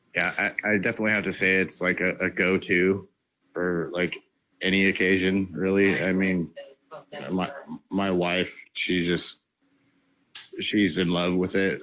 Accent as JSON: {"language": "English", "region": "Washington", "country": "United States", "said": "I'm from Washington State"}